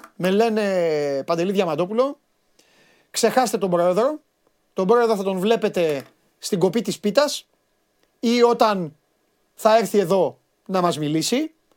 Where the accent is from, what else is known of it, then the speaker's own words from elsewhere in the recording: Crete, Greece; στα μέρη μας ε, στην ε, Κρήτη